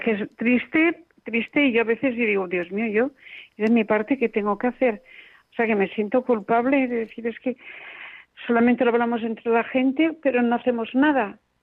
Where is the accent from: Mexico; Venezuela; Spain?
Spain; Castellón de la Plana, Valencian Community; Aquí en Castellón de la Plana, yo soy de Castellón